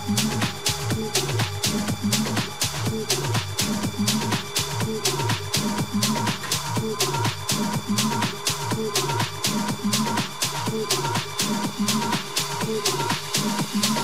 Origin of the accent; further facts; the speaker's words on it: Portsmouth, South East England, United Kingdom; now in Philippines; my hometown of Portsmouth